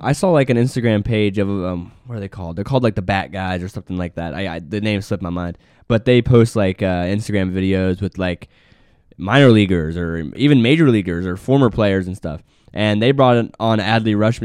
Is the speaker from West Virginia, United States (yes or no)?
yes; West Virginia, United States; Us two West Virginia kids